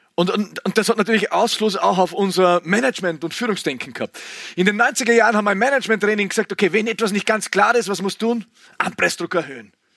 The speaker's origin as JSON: {"language": "German", "area": "Klostertal", "region": "Vorarlberg", "country": "Austria", "tie": "born or raised there", "said": "Ich bin aufgewachsen im Klostertal, wir haben zwei Fernsehsender gehabt, FS1, FS2 im Unterland, vor Vorarlberger Unterland"}